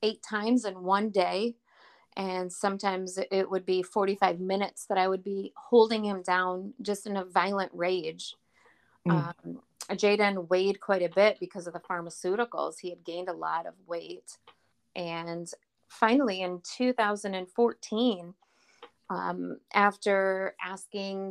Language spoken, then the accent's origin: English; Flint, Michigan, United States; also born or lived in Burton, Michigan; I am from the Flint, Michigan area.